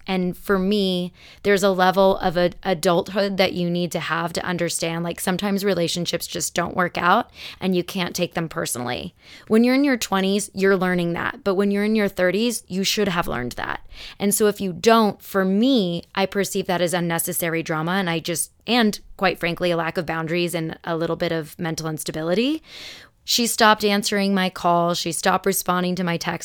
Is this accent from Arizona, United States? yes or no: yes; Arizona, United States; born or raised there; also born or lived in Elmhurst, Illinois